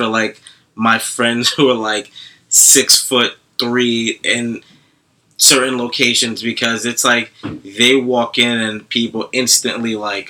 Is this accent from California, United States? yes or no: no; New York City, New York, United States; growing up in Brooklyn, going to parties in Brooklyn